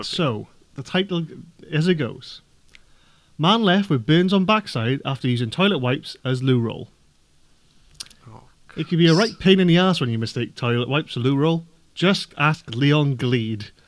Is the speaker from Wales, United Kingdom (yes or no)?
yes; Welsh, Wales, United Kingdom; being Welsh myself